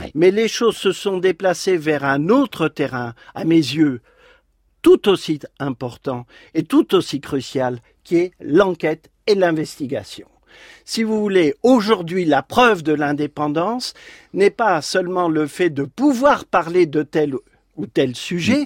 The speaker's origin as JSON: {"language": "French", "town": "Saint-Quentin", "region": "Hauts-de-France", "country": "France", "tie": "born or raised there", "said": "je suis né à Saint-Quentin dans l'Aisne mhm. et j'étais juste à côté des usines Motobécane"}